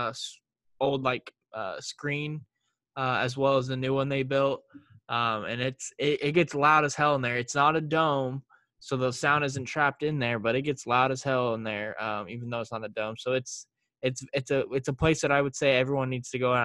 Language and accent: English; Indianapolis, Indiana, United States; my hometown, man, Indiana, with the Colts and Pace